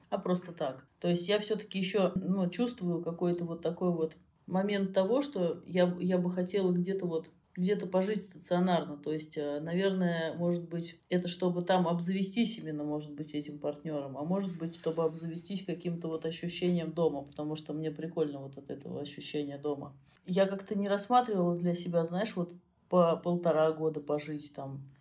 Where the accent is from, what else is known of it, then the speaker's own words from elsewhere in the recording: Russia; из России